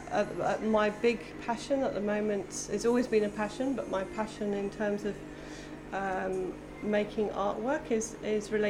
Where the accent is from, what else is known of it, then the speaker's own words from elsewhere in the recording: England, United Kingdom; moved away as an adult; I'm half English and half German. Half English and half German. Yeah, and I grew up in England. Grew up in England.